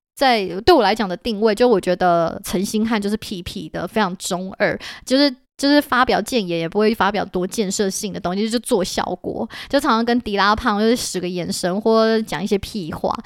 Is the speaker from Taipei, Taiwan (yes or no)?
yes; Taipei, Taiwan; 对，我觉得身为台北人很有共鸣